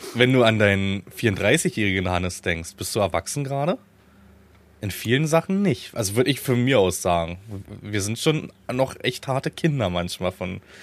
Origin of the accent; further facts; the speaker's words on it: Dyrotz-Luch, Brandenburg, Germany; weil meine Eltern, also ihr könnt das Nest googeln, weil das Haus eh im Verkauf gerade ist. Dürotz Luch heißt das.